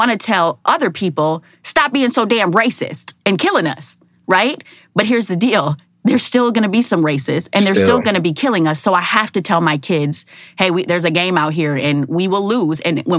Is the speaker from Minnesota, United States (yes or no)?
yes; Minneapolis, Minnesota, United States; born and raised in Minneapolis, Minnesota, Miss Minnesota 2007.